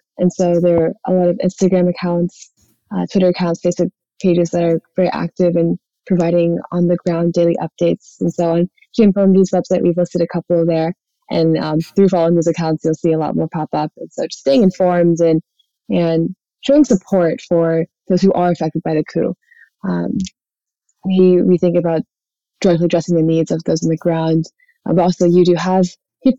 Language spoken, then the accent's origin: English; North Texas, United States; I was born and raised in Texas, and growing up in a smaller town in North Texas